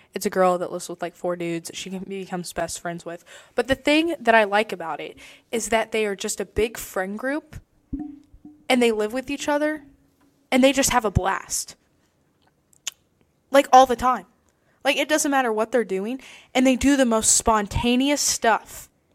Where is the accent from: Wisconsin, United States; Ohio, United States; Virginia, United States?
Ohio, United States; Circleville; my hometown, Circleville